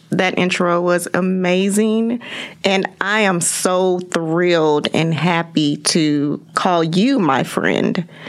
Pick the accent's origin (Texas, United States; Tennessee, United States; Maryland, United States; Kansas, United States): Kansas, United States; Kansas City; I grew up in Kansas City, Kansas.